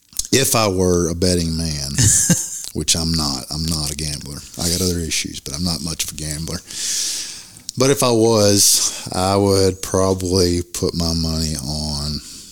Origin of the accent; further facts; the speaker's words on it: Bible Belt, Southern United States, United States; But you got to remember, we're from the Bible Belt.